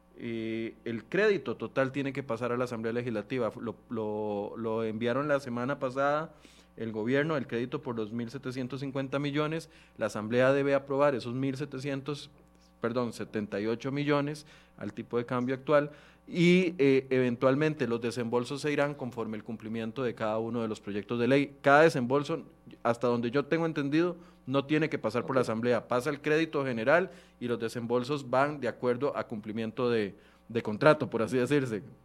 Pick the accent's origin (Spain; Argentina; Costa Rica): Costa Rica; como buenos ticos